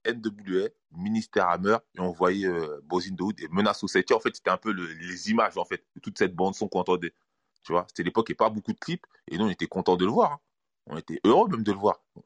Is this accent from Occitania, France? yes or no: no; Sarcelles, Île-de-France, France; je suis de Sarcelles